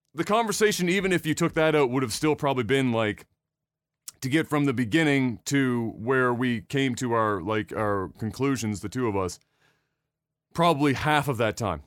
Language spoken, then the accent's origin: English; Nova Scotia, Canada; we're from Nova Scotia